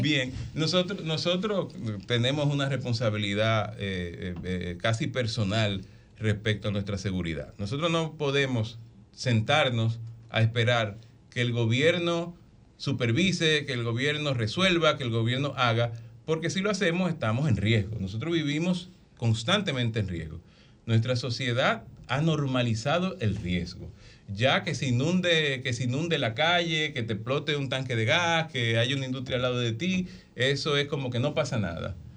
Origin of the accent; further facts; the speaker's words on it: San Cristóbal, Dominican Republic; San Cristóbal, mi pueblo